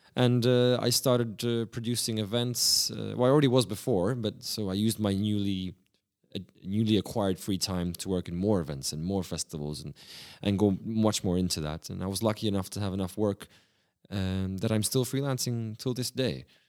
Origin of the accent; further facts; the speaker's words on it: Prague, Czechia; also born or lived in Sydney, Australia; I started a new life in, in the beautiful city of Prague.